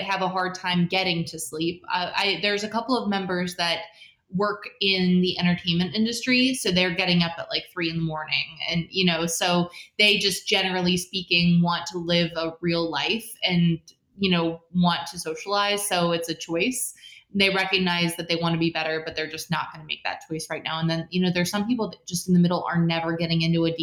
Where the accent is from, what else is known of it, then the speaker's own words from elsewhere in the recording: West Side, Midwest, United States; also born or lived in Chicago / Baltimore; I grew up on the West Side